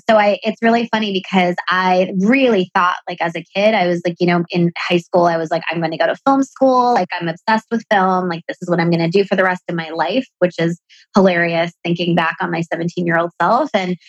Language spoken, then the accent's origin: English; Pakistan; accent: American; also born or lived in Dubai, United Arab Emirates / Bangladesh; I was born in Dubai. My mom is from Bangladesh. My dad is from Pakistan. I lived in Bangladesh for elementary school and Pakistan for middle and high school. I went to international schools overseas, which explains the American accent.